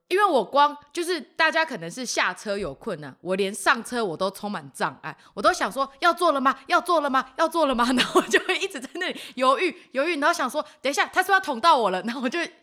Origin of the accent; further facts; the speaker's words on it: Kaohsiung, Taiwan; 我是南部人